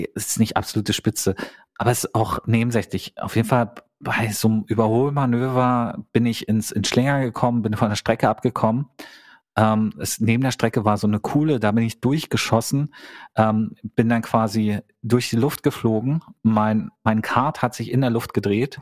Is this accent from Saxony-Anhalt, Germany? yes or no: yes; Gardelegen, Saxony-Anhalt, Germany; moved away; Da sind wir irgendwie jedes Wochenende nach Gardelingen, meine Heimatstadt, zurückgefahren